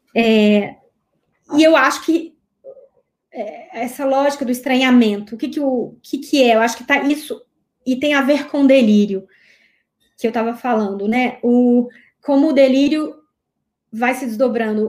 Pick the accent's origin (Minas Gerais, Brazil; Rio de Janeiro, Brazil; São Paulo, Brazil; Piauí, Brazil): Minas Gerais, Brazil; Eu sou de Minas